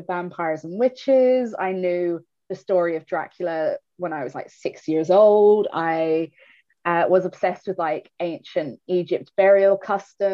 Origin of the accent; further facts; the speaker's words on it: Ireland; I was brought up in a Catholic country, Ireland